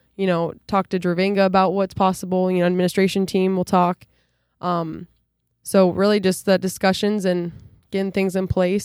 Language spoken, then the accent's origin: English; near Dike-New Hartford, Iowa, United States; also born or lived in Ohio; be up back in near my hometown